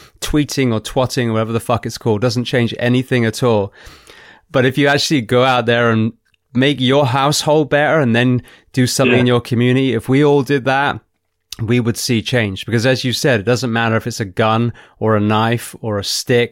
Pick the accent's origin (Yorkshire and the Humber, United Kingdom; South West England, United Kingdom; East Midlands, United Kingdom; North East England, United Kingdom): South West England, United Kingdom; moved away as an adult; now in United States; growing up in, you know, in England, in the Southwest, the Chipnam boys and the Corsham boys